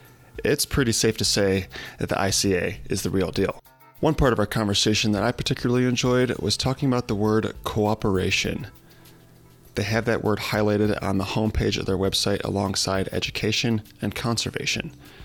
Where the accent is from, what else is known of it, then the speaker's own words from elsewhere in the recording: Illinois, United States; I was really excited to bring Andrew on the show to talk about climbing in my home state of Illinois.